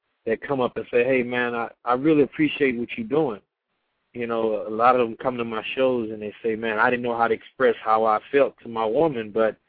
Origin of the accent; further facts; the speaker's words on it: Beaumont, Texas, United States; moved away as an adult; also born or lived in Houston, Texas; now in Los Angeles, United States; Beaumont, Texas, my hometown